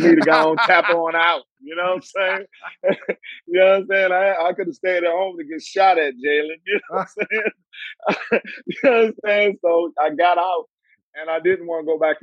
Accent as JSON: {"language": "English", "town": "Washington", "region": "District of Columbia", "country": "United States", "tie": "born or raised there", "said": "I'm from Southeast D.C."}